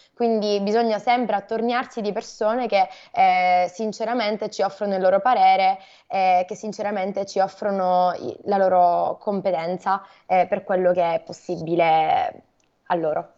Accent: Catania, Sicily, Italy; da Catania, in Sicilia.

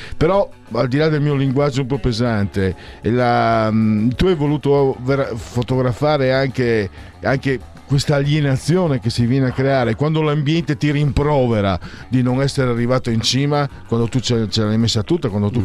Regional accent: Friuli-Venezia Giulia, Italy; vengo dal Friuli

